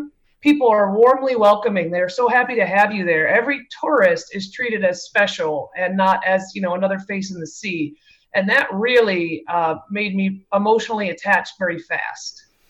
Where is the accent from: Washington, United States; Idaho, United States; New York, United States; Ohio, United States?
Ohio, United States; Cleveland; moved away as an adult; now in Belize; I grew up in Cleveland, Ohio, which is not known for its good weather.